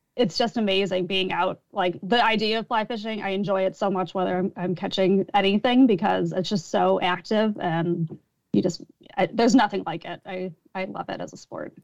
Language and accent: English; Chicago, Illinois, United States; moved away as an adult; also born or lived in Michigan; I grew up in Chicago.